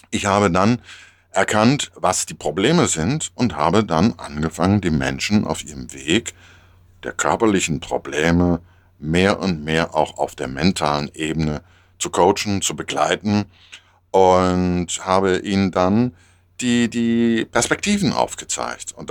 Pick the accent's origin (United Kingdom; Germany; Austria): Germany; Hamburg; als Hamburger Jung kenne ich das äh, von Anfang an um Kursbestimmung. Also wenn ich als kleiner Junge damals am Hafen stand bei uns in Hamburg